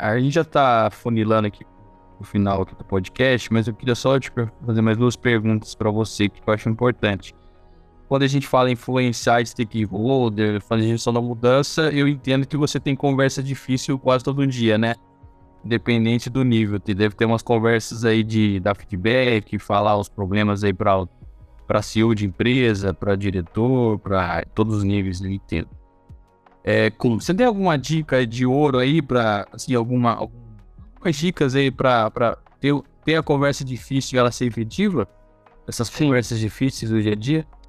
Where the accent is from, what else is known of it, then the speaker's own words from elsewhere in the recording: Brazil; como é brasileiro